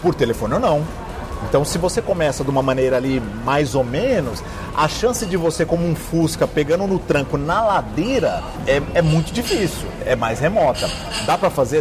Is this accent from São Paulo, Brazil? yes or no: yes; São Paulo, Brazil; also born or lived in Minas Gerais; Eu sou mineiro, radicado em São Paulo, mudei para São Paulo com 6, 7 anos de idade